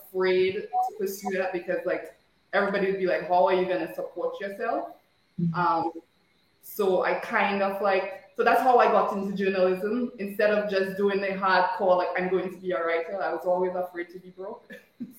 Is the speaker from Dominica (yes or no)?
yes; Marigot, Dominica; accent: Dominican; moved away as an adult; I grew up in Margaret